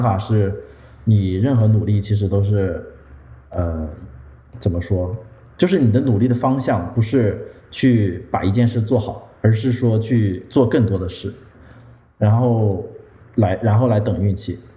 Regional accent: northern China, China; 我们都是北方人

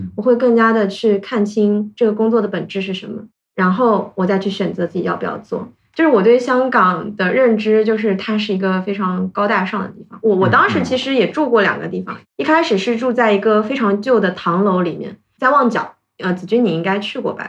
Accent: Ningbo, Zhejiang, China; moved away as an adult; also born or lived in Hong Kong; 我的家乡是宁波嘛

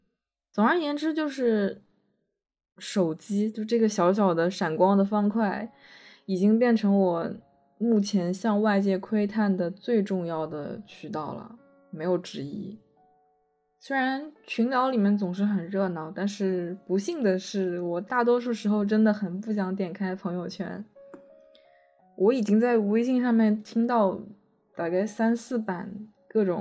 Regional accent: Shanghai, China; 我是一个上海人，并且是从来没有离开过的上海人

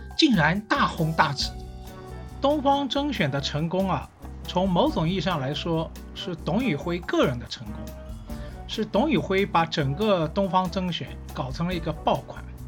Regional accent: Shanghai, China; 因为呢，我是上海人

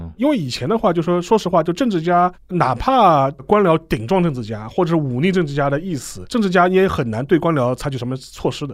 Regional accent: China; 我们中国人

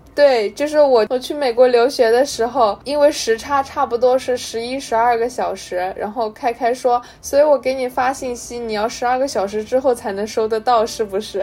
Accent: China; 跟我们中国的气候其实是差不多持平的

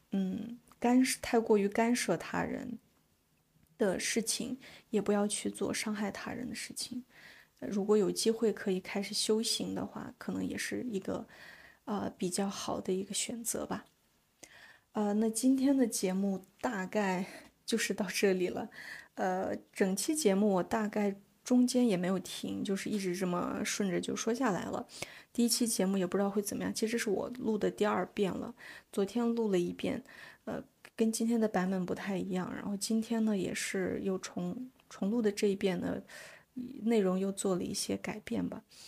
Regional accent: China; 我还想要邀请我的萨满姐姐们，呃，到中国去旅行 ，呃，去我的家乡

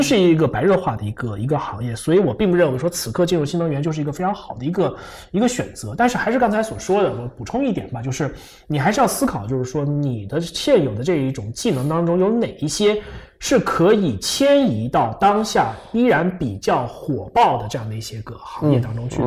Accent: Fujian, China; 我是福建人

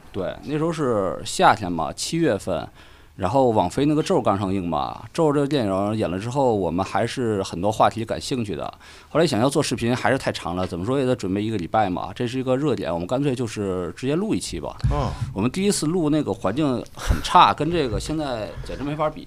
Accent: Qinhuangdao, Hebei, China; moved away; 所以都得秦皇岛是你。啊。呃，我老家

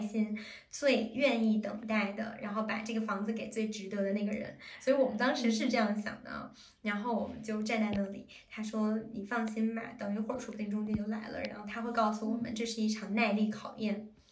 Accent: China; moved away; 我们中国人

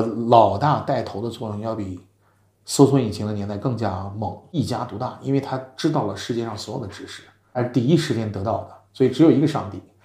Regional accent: China; moved away as an adult; also born or lived in New York; now in United States; 我们中国人

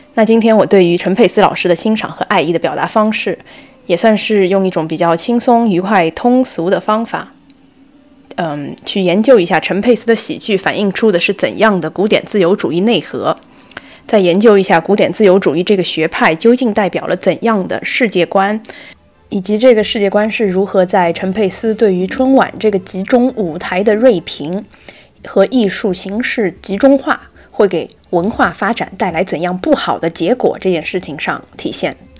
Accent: Zhejiang, China; 我是一个没有离开过浙江的小镇女孩

